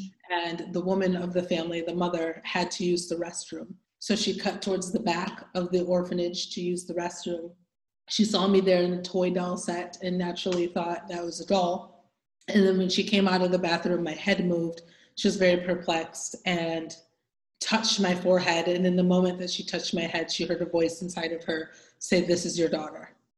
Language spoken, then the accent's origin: English; DR Congo; born there; So my story I was born in the Congo, the Democratic Republic of the Congo, in Central Africa, near the border of Congo and Rwanda.